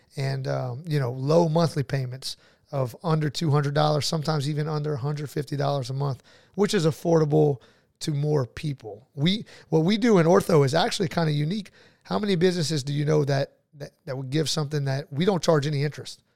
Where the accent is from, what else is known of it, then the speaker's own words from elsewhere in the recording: New Iberia, Louisiana, United States; also born or lived in Lafayette, Louisiana / Baton Rouge, Louisiana / Jacksonville, Florida; I'm from New Iberia, born and raised